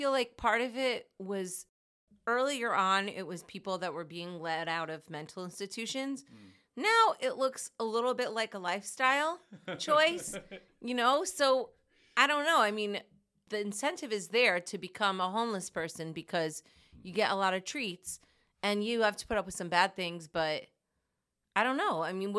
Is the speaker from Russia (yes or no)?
no; New Jersey, United States; So I grew up in Jersey, and as long as I can remember, I always wanted to sing.